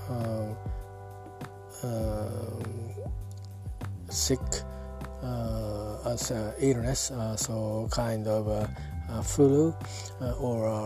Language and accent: English; Yokohama, Kanagawa, Japan; English is a second language; I'm talking from Japan at my hometown uh, Yokohama.